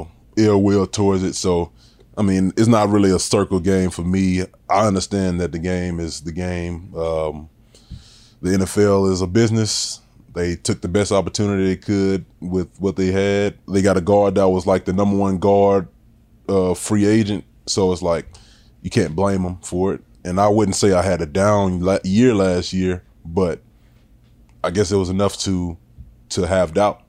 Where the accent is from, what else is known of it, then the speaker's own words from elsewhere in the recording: Louisiana, United States; moved away as an adult; I'm from Louisiana